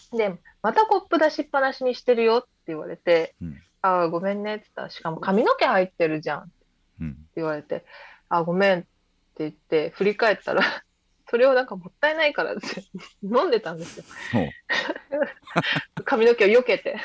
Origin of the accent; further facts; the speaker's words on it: Tokyo, Japan; 東京育ちなんですけど